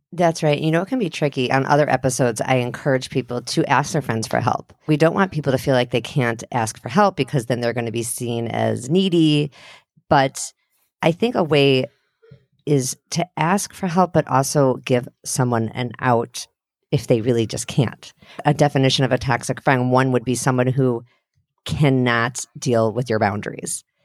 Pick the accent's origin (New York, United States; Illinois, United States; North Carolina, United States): Illinois, United States; Highland Park; I'm from Highland Park.